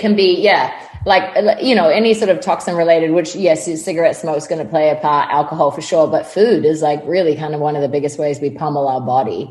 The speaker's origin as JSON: {"language": "English", "country": "New Zealand", "tie": "born or raised there", "moved": "as an adult", "lives_now": "Los Angeles, United States", "said": "I grew up in New Zealand on a farm"}